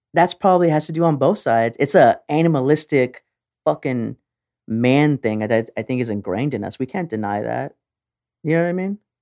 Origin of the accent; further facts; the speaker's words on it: Texas, United States; we're Texan